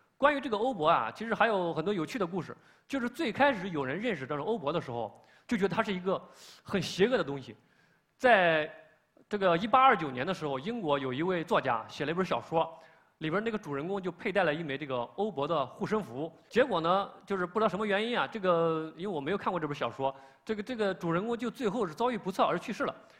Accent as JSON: {"language": "Chinese", "country": "China", "said": "我们中国人"}